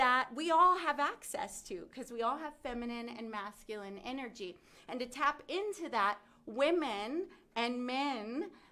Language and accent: English; the South, United States; I grew up in the South.